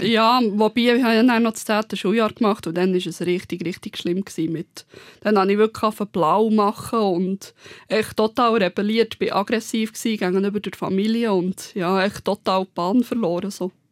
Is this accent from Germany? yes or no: no; Bern, Switzerland; moved away as an adult; also born or lived in Aargau; Ich war halt Bernerin in Margot